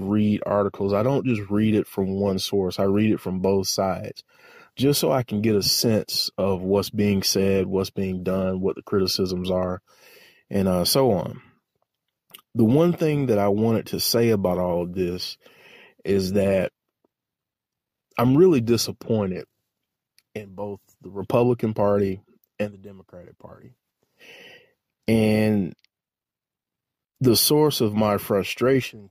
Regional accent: United States; we have to look at ourselves as American citizens

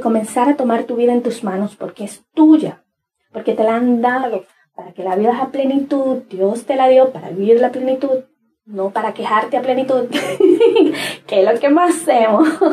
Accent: Cibao, Dominican Republic; yo soy de República Dominicana y de la zona del Cibao

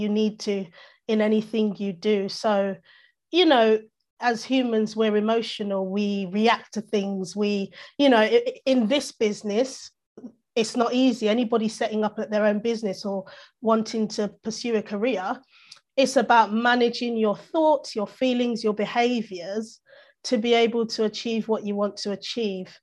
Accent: London, United Kingdom; I've grown up in London, essentially

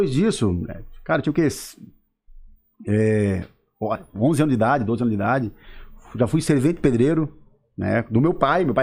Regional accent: Siderópolis, Santa Catarina, Brazil; sou aqui do Caravaggio, mas sou importado, né? Vim de Siderópolis, na verdade, né?

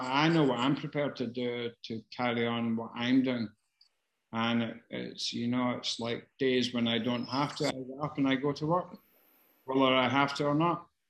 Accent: Glasgow, Scotland, United Kingdom; growing up in Glasgow. I fucking did that.

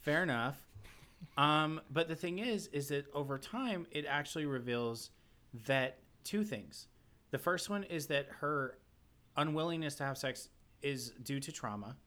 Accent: the South, United States; I'm from the South.

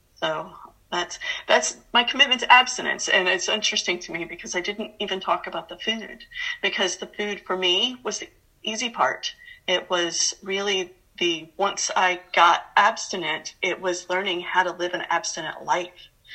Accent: Atlanta, Georgia, United States; I grew up in Atlanta, Georgia

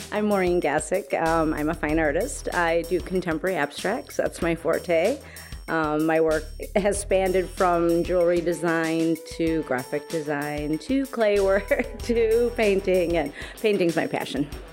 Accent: Oak Creek, Wisconsin, United States; I grew up in Oak Creek, Wisconsin. Okay. So I'm a cheesehead.

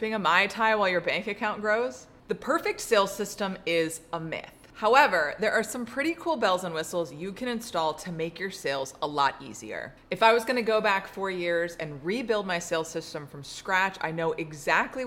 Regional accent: Atlanta, Georgia, United States; my hometown of Atlanta

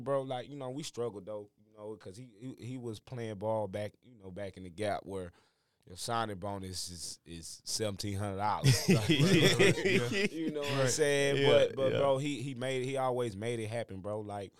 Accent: Michigan, United States; I'm from Michigan.

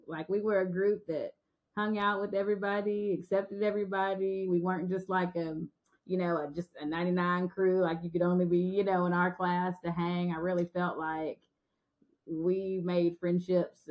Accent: Guthrie, Oklahoma, United States; moved away as an adult; now in Russellville, United States; my hometown

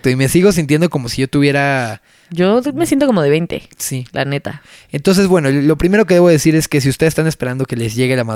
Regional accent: Mexico; pero así somos los mexicanos.

